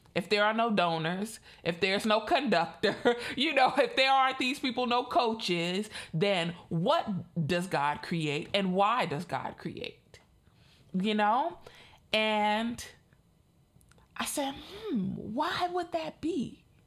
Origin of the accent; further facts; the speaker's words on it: Chicago, Illinois, United States; I'm in the Midwest. I'm from Chicago.